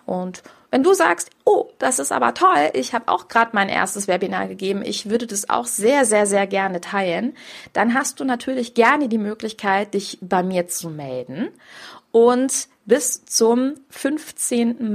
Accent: Grevenbroich, North Rhine-Westphalia, Germany; moved away; ich komme aus Grevenbruch, aus diesem Ursprungsort

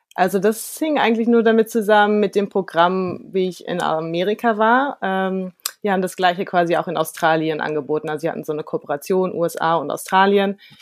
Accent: Germany; als Deutscher

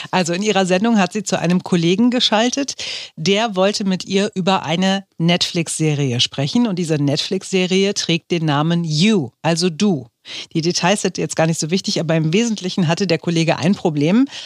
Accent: Slovakia; also born or lived in Austria; ich komme aus der Slowakei, habe in Österreich studieren dürfen

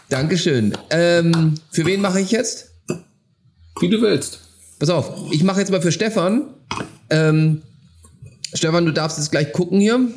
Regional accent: Schleswig-Holstein, Germany; Ich komme aus Schleswig-Holstein.

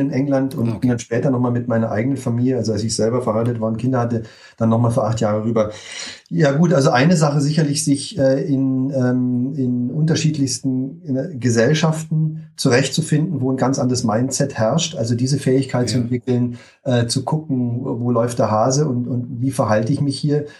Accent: Munich, Bavaria, Germany; also born or lived in Berlin; im Alter, als ich fünf war, hat meine Mutter nochmal geheiratet, dann sind wir nach München gezogen

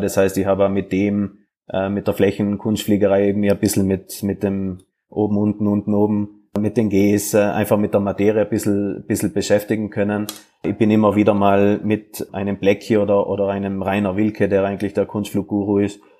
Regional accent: South Tyrol, Trentino-Alto Adige, Italy; moved away as an adult; also born or lived in Graz; now in Salzburg, Austria; ich bin ja Südtiroler, als ein Papier Italiener

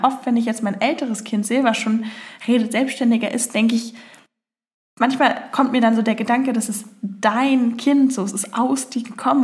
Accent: Berlin, Germany; Ich komme aus äh, Berlin

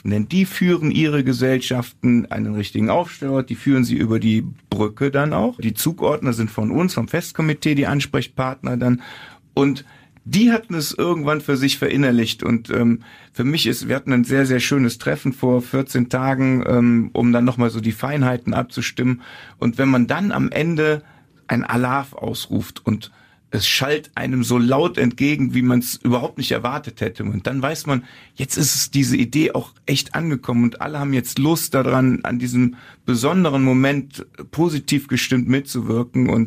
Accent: Cologne, North Rhine-Westphalia, Germany; Ich bin hier im Rechtsrheinischen groß geworden. Ich bin in Köln-Kalk zur Schule gegangen.

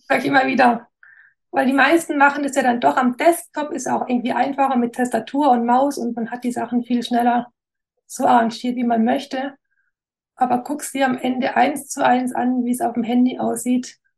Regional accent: Wernau, Baden-Württemberg, Germany; accent: Alemannic; Ich bin in Wernau, so eine Kleinstadt in der Nähe von Esslingen im Großraum Stuttgart. Genau, ich weiß nicht, ob man es noch an meinem Dialekt

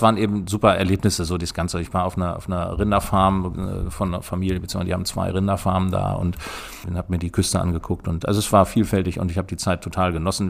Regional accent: Gehrden, Lower Saxony, Germany; ich bin in Gerden geboren und bin hier groß geworden

